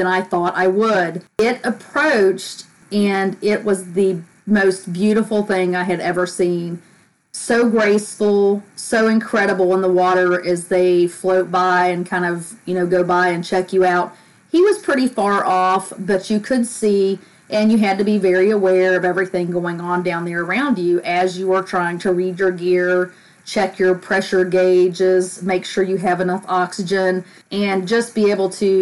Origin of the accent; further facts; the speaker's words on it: United States; I grew up on the Tennessee River